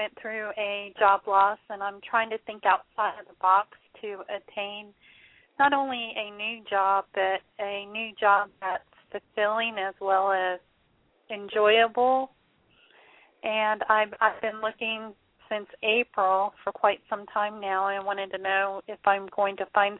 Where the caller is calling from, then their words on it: Florida, United States; I'm from Florida.